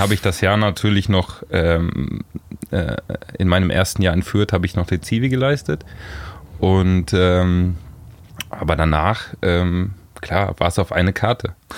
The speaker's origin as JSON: {"language": "German", "area": "Lower Franconia, near Frankfurt", "region": "Bavaria", "country": "Germany", "tie": "born or raised there", "also_born_or_lived": "Hamburg", "moved": "as an adult", "said": "Also ich bin in der Nähe von Frankfurt groß geworden, ähm, ja. noch Bayern aber, äh, Unterfranken."}